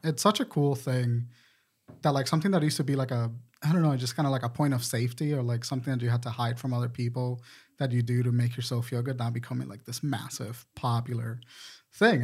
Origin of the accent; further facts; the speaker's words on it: Puerto Rico; now in Charlotte, United States; I'm from Puerto Rico